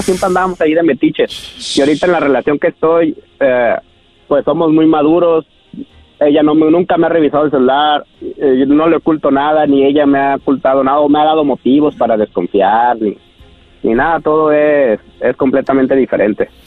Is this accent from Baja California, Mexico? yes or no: yes; Tijuana, Baja California, Mexico; now in United States; soy de Tijuana